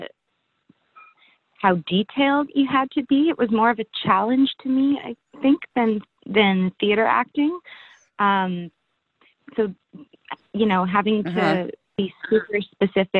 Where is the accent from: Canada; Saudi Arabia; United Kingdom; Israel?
Canada; Vancouver, British Columbia; I'm an actress from Vancouver.